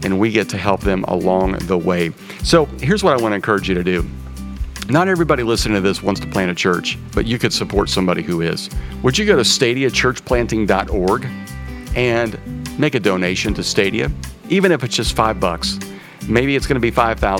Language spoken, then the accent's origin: English; Kansas, United States; I'm from Kansas.